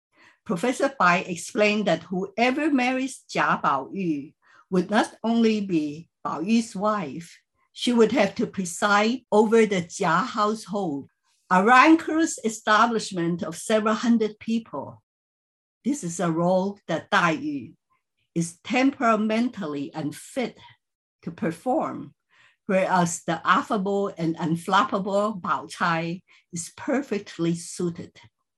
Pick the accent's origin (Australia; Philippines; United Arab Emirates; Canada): Philippines; I grew up in the Chinese community in the Philippines and first read the novel in Chinese when I checked it out from our high school library.